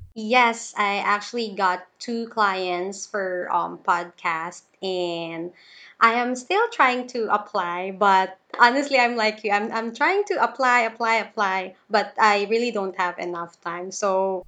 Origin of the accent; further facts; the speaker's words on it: Philippines; I'm from the Philippines. So I'm in Davao City, the biggest city here in the Philippines.